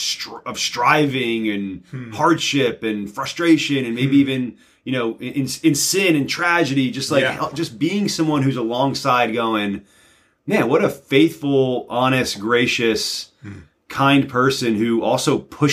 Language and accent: English; New Jersey, United States; also born or lived in Pennsylvania / Virginia; I'm from Northern New Jersey through Central Pennsylvania down to Southern Virginia.